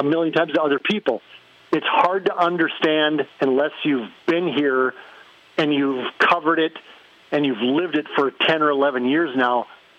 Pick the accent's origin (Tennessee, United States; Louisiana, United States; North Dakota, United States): North Dakota, United States; Fargo; I'm from Fargo.